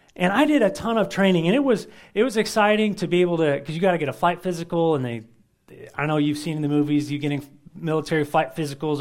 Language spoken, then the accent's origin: English; United States; We're, we're Americans